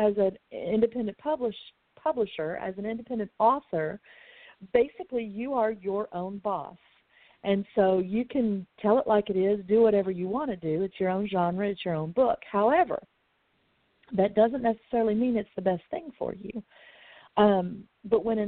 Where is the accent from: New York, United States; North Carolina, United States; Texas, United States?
Texas, United States; I'm from Texas. It was all called cussing here when I was growing up